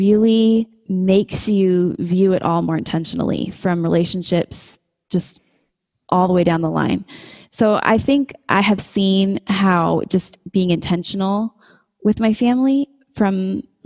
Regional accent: Colorado, United States; moved away as an adult; now in West Texas, United States; I was living, you know, in my home state, close to my family

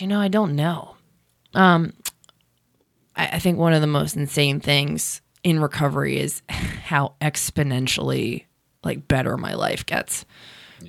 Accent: Baltimore, Maryland, United States; moved away; also born or lived in California; I'm from Baltimore

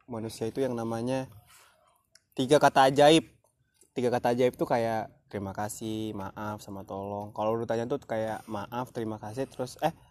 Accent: Bengkulu, Indonesia; gue aslinya Bengkulu tapi gue anak rantau.

